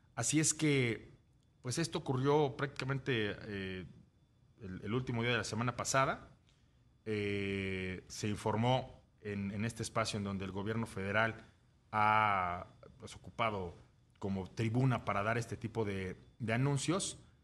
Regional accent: Mexico; nuestro país

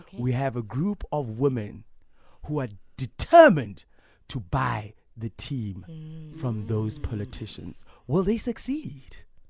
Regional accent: Bloemfontein, Free State, South Africa; my hometown is Bloem

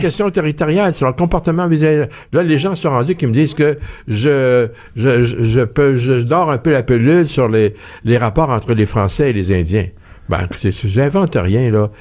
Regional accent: Quebec, Canada; on est québécois.

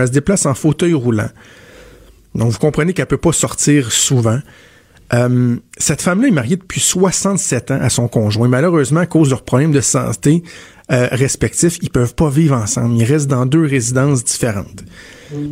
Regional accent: Quebec, Canada; c'est chez nous au Québec, c'est à Montréal

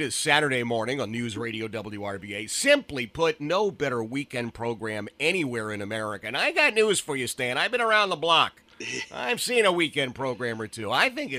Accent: New England, United States; now in Richmond, United States; we're New Englanders.

